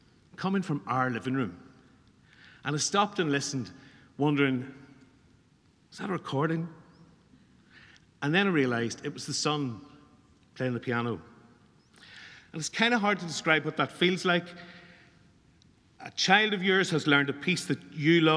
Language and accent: English; Newry, Northern Ireland, United Kingdom; We come down from Newry to Dublin for a big competition when I was about 17